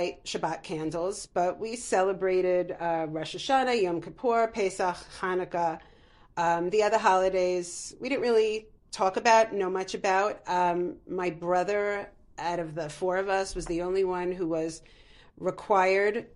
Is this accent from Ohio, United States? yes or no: no; Roslyn Heights, New York, United States; also born or lived in Manhattan, New York; I grew up in Roslyn Heights, New York. I was born in Manhattan, raised in Roslyn Heights, youngest of four children